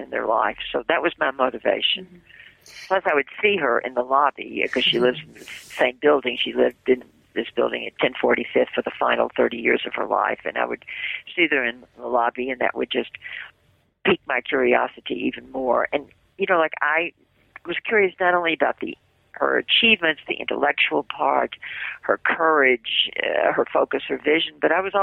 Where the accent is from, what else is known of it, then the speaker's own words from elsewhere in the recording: Memphis, Tennessee, United States; moved away as an adult; now in New York, United States; I'm from the South, born in the same city where you were, Memphis, Tennessee. And in Memphis, I had a television and a radio show